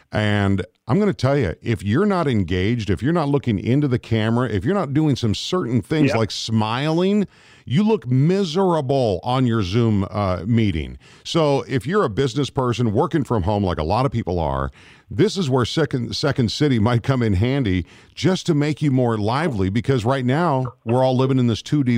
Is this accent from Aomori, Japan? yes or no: yes; Misawa, Aomori, Japan; born there; Yeah, I was born in Misawa Air Force Base, Japan. So a proud Air Force brat for sure.